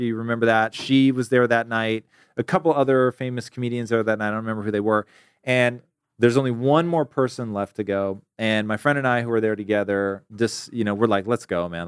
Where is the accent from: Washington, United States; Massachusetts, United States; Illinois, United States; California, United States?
Washington, United States; Tacoma; moved away; I am originally from Tacoma, Washington.